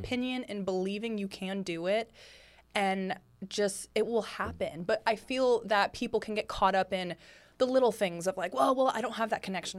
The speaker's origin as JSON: {"language": "English", "town": "Lafayette", "region": "California", "country": "United States", "moved": "yes", "lives_now": "Los Angeles, United States", "said": "I'm from Lafayette, California"}